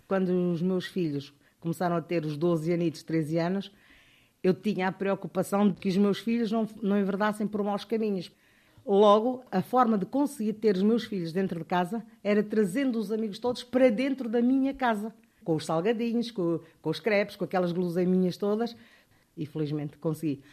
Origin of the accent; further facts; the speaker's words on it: Bié, Angola; moved away as an adult; also born or lived in Luso, Angola / Coimbra, Portugal; now in Portugal; Nasci em Angola, na cidade do Bié, em 1956. Vim para Portugal em 1975 por causa da guerra de Angola